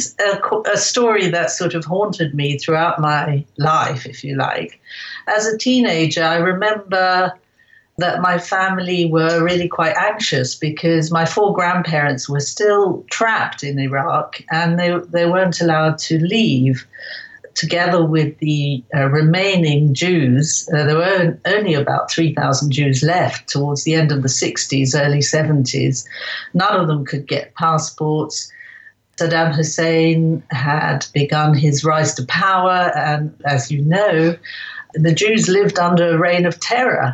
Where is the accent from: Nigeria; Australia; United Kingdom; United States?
United Kingdom; England; I was born in England.